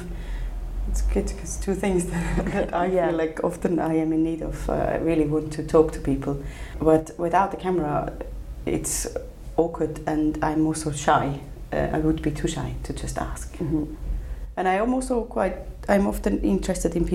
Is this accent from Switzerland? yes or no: yes; Switzerland; also born or lived in India / Bhutan; I came back to live in Switzerland when I was six.